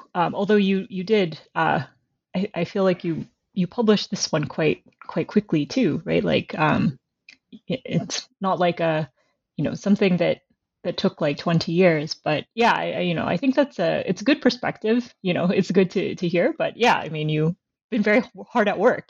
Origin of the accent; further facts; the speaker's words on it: United States; now in Canada; I teach in Canada now, but I'm originally American.